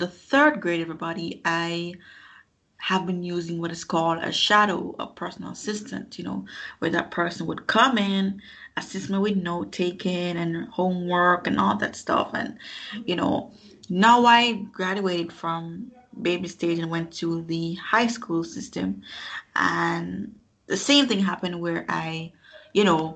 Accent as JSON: {"language": "English", "town": "Kingston", "country": "Jamaica", "tie": "born or raised there", "also_born_or_lived": "New York", "said": "I grew up in Kingston, Jamaica"}